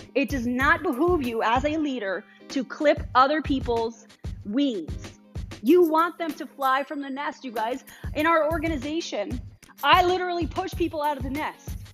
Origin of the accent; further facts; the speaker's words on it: Colorado Springs, Colorado, United States; I was from Colorado Springs.